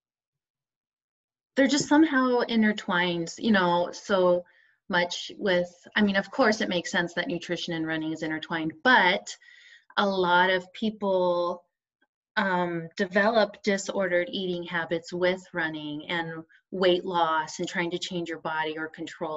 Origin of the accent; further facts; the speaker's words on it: Arizona, United States; now in Oregon, United States; I live in Oregon. I was raised in Arizona